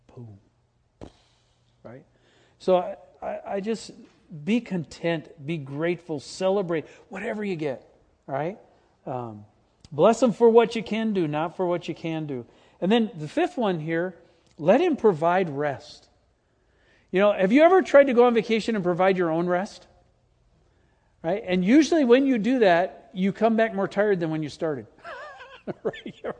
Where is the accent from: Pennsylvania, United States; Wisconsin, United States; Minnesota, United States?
Wisconsin, United States; Green Bay; moved away; I grew up in Green Bay